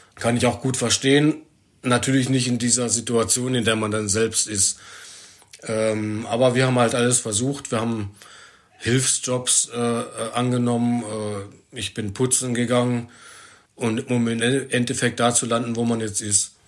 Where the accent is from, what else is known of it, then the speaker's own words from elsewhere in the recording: Germany; moved away as an adult; now in Denmark; mein Blut ist nach wie vor deutsch.